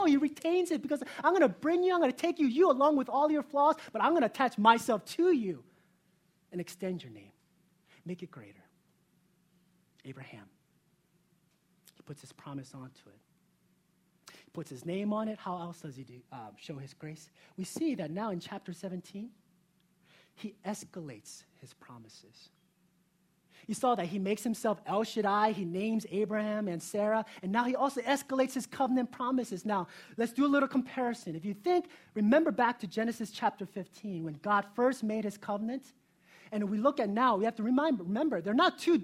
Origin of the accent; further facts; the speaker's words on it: South Korea; moved away; I was born in South Korea